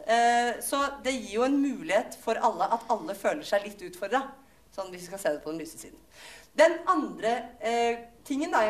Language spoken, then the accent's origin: Norwegian; Akershus, Norway; Mange av oss, altså Jeg er fra Romerike, vi klarer det ikke.